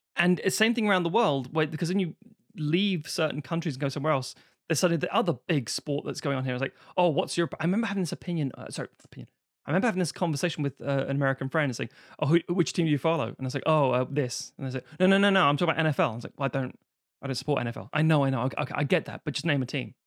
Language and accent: English; London, United Kingdom; because I'm from Highbury, I'm an Arsenal fan